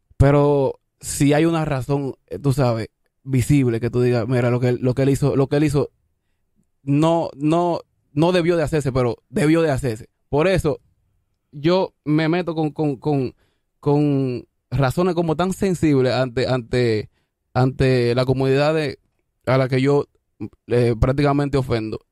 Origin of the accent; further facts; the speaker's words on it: Consuelo, San Pedro de Macorís, Dominican Republic; also born or lived in Isabelita, Santo Domingo Este; now in Santo Domingo Este, Dominican Republic; Yo vengo de Guachupita, Consuelo, San Pedro de Macorís, lo más profundo para allá atrás. Ah, de, Rozando con Ato Mayor. Después me, me, vine a mudar aquí para la Isabelita